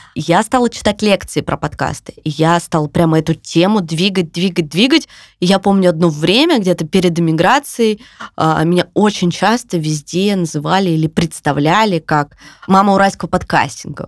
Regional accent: Yekaterinburg, Sverdlovsk Oblast, Russia; moved away as an adult; now in Tbilisi, Georgia; я всегда говорю, я с Урала. Ну, то есть для меня это, типа, я с Урала. Да, для меня это больше скорее гордость, чем я из Екатеринбурга

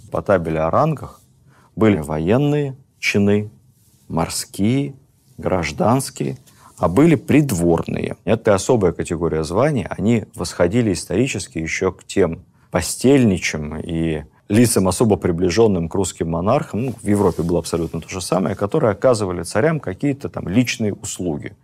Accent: Moscow, Russia; как москвич

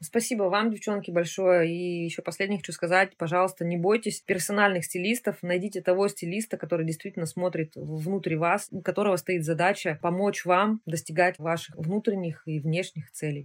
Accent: Nizhny Tagil, Sverdlovsk Oblast, Russia; я сама родилась в Нижнем Тагиле. У меня мама работала на заводе

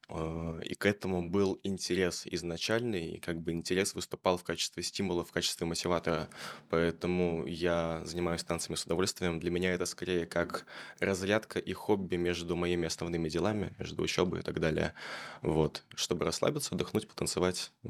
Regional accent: Chelyabinsk, Chelyabinsk Oblast, Russia; Я из Челябинска. Я из Челябинска

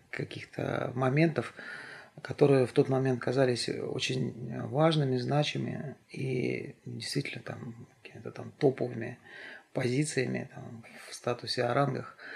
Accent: Siberia, Russia; moved away; несмотря на то, что я приехал из Сибири и были авторитетные люди, которые здесь уже занимались взрослыми делами

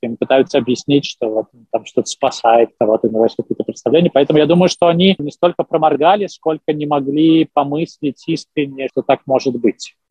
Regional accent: Belarus

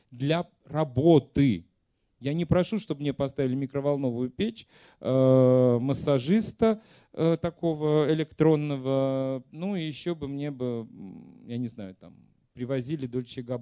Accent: Ural, Russia; Простите, я с Урала.

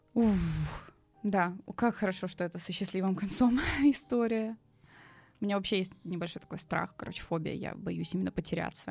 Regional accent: Saint Petersburg, Russia; я как петербурженка

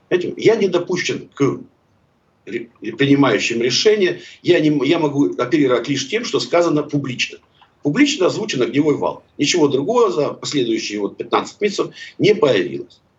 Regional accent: Kharkiv, Kharkiv Oblast, Ukraine; У меня просто информация, простите, из первых рук, потому что я харьковчанин.

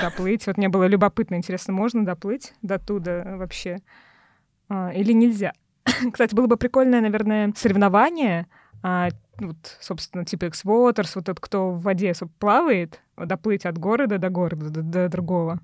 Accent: Tolyatti, Samara Oblast, Russia; now in Moscow, Russia; я из Тольятти, а, ну, родилась в Тольятти, живу в Москве. И когда я ещё жила в Тольятти

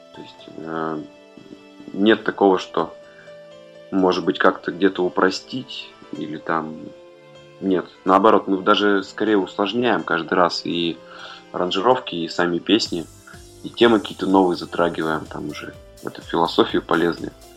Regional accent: Urals, Russia; now in Saint Petersburg, Russia; я родился на Уральской земле

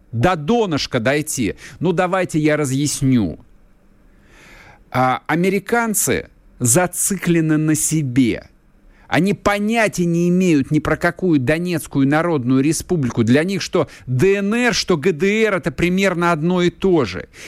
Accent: Moscow, Russia; а я как москвич, который хорошо знает Пресню, на Пресне находится посольство США. Я отлично знаю этот район.

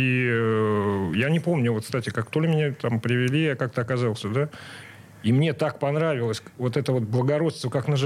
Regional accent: Saint Petersburg, Russia; Я родился на Суворовском, насколько я

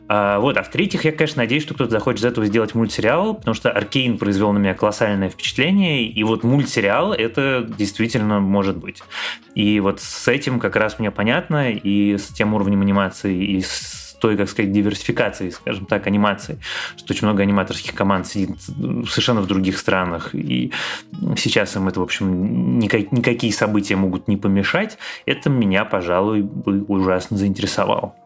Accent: Moscow, Russia; moved away as an adult; как нормальный москвич я всегда всем недоволен

